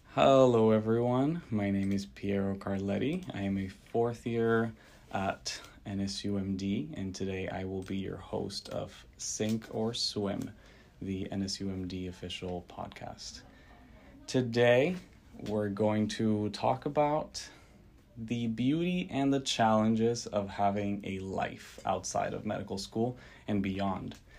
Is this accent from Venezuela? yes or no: yes; Venezuela; moved away as an adult; now in United States; I was born and raised in Venezuela